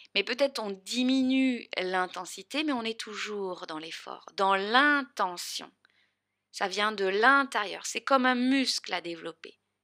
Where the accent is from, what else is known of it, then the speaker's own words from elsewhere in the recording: the South, southern France, France; accent: accent du Sud; mon grand accent du Sud.